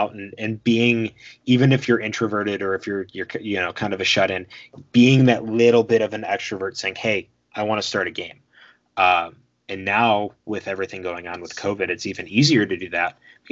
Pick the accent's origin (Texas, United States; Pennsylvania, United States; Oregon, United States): Pennsylvania, United States; Philadelphia; I'm from Philly